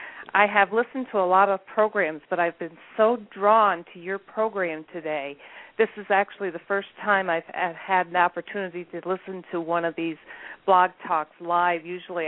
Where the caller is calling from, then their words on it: Adirondack Mountains, New York, United States; I'm calling from the Adirondack Mountains in New York.